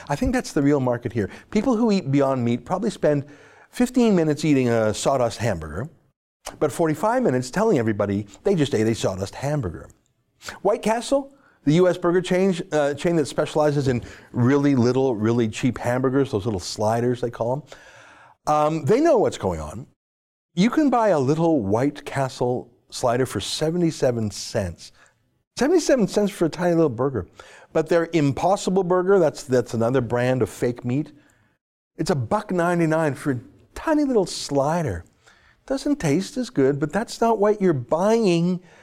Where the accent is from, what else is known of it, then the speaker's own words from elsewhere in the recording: Calgary, Alberta, Canada; I was born and raised in Calgary